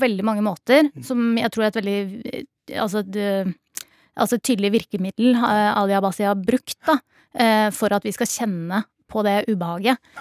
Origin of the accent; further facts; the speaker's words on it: Norway; født og oppvokst her i Norge